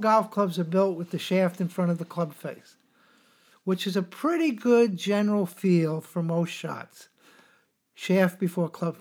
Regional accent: New York City, New York, United States; I grew up in New York City

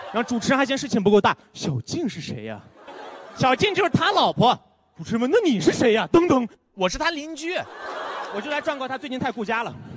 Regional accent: Karamay, Xinjiang, China; 我来自新疆克勒玛依

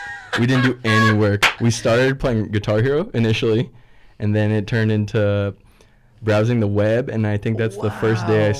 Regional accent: La Habra, California, United States; born or raised there

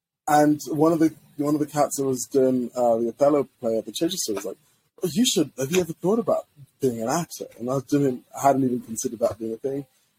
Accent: Zimbabwe; born there; moved away; I was born in Zimbabwe, right? And first-gen immigrant. And we came to this country

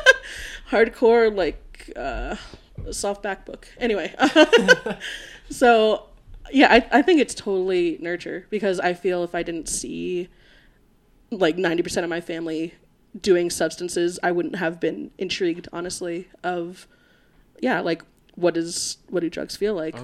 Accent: Florida, United States; now in Colorado, United States; I am from Florida.

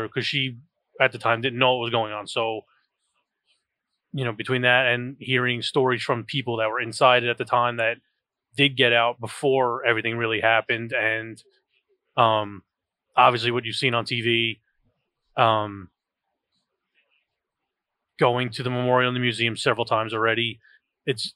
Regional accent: New York, United States; Being in New York, that is, you know, was a major thing for me. I mean, my mother worked in the World Trade Center

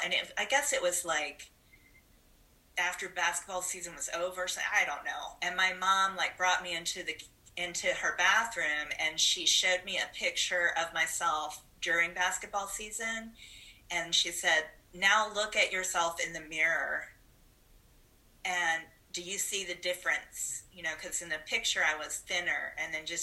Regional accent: Huntsville, Alabama, United States; I'm originally from Huntsville, Alabama. My dad is a farmer

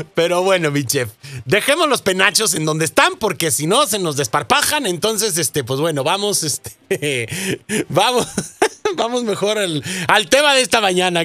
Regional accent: Mexico; now in United States; nosotros como mexicanos

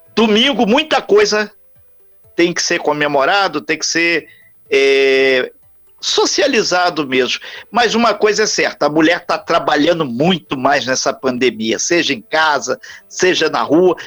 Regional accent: Brazil; somos brasileiros

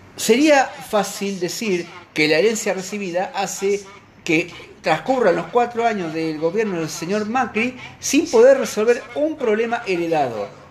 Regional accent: Argentina; como muchos argentinos

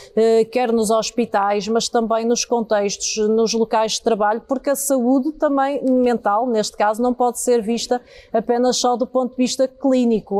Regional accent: Porto, Norte, Portugal; eu nasci eh, de facto na freguesia da Sé, eh, é precisamente o coração do Porto

